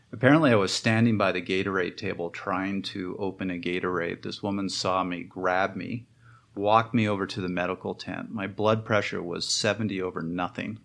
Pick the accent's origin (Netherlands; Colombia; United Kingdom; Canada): Canada; I'm Canadian